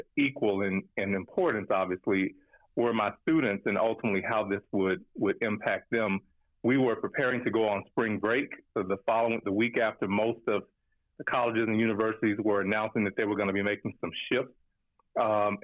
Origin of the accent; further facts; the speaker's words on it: Louisiana, United States; moved away; I'm from Louisiana